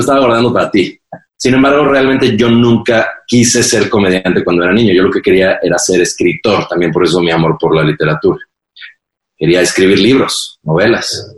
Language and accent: Spanish; Mexico; soy un white sican porque soy mexicano blanco